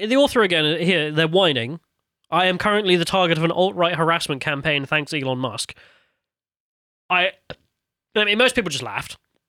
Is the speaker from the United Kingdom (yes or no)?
yes; United Kingdom; Because I'm British, not a fucking Saudi.